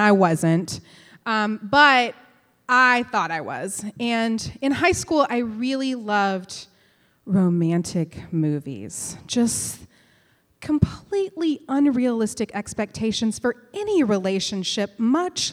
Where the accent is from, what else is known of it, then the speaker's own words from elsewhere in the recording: West Texas, United States; I grew up in West Texas